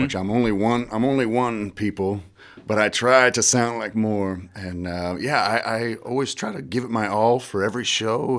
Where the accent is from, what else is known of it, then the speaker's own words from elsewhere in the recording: Iowa, United States; I'm from Iowa, man. I got a lot of Midwest pride